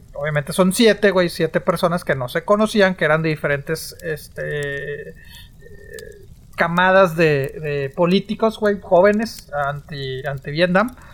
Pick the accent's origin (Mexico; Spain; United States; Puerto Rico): Mexico; northern Mexico; en el norte hablamos diferente